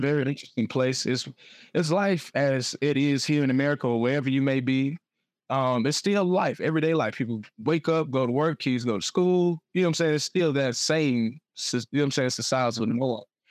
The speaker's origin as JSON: {"language": "English", "town": "Atlanta", "region": "Georgia", "country": "United States", "tie": "born or raised there", "also_born_or_lived": "Smyrna, Georgia / Beijing, China", "said": "I'm from Atlanta."}